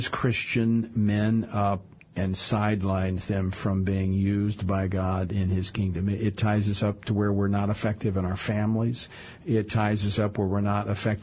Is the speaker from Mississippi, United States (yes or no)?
no; Baton Rouge, Louisiana, United States; in my hometown of Baton Rouge